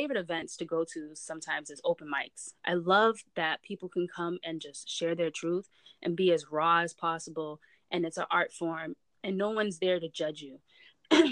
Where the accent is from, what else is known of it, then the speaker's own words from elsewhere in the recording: Brockton, Massachusetts, United States; where I'm from, Brockton